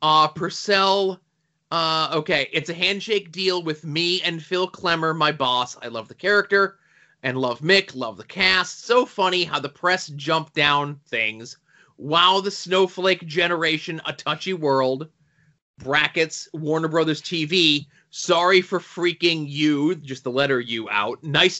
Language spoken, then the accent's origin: English; Australia; I use cuss, C-U-S, words, cause I do, and I'm an Australian. It's who I am.